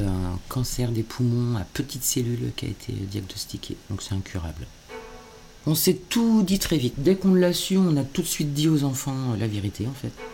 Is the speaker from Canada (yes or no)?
no; Normandy, France; now in Le Tourne, France; je suis normande alors. Euh, je suis pas ni bordelaise ni girondine